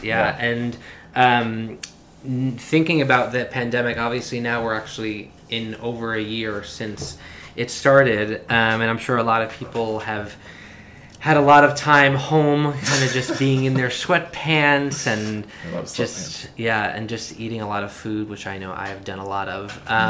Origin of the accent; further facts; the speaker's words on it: New York City, New York, United States; also born or lived in Manhattan; I am from Brooklyn, New York, born and raised. I now live in Manhattan.